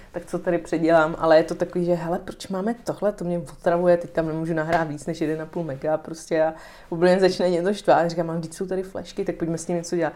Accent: Mohelnice, Olomouc Region, Czechia; moved away; also born or lived in Prague; já jsem z Mohelnice

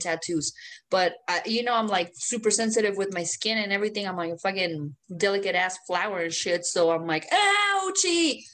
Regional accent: Mexico; English is a second language; now in United States; I'm a Mexican American

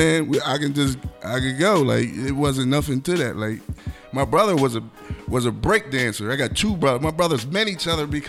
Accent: Wilmington, Delaware, United States; me being from Wilmington

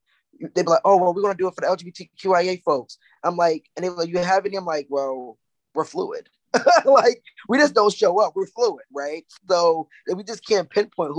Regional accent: Boston, Massachusetts, United States; I grew up in JP, these quite frank Bromley Heath projects

